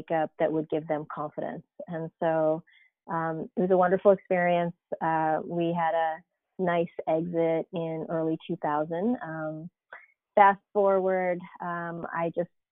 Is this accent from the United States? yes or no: yes; East Coast, United States; moved away as an adult; So I grew up on the East Coast actually, and, you know, sort of did my college and went to grad school there